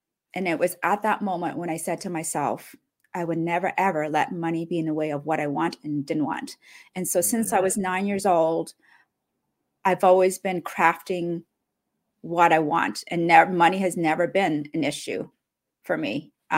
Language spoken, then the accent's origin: English; Cambodia; born there; also born or lived in Canada; Well, I grew up. I was born in Cambodia during one of the roughest time in the country. So that was the genocide.